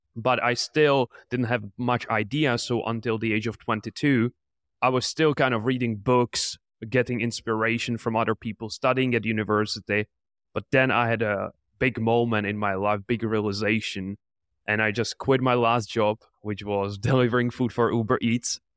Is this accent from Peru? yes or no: no; Czechia; I'm from the Czech Republic